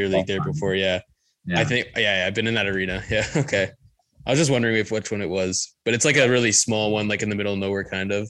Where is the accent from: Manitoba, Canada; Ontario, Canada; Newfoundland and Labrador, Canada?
Ontario, Canada; Durham Region; We're Durham boys. Like, we're Durham guys.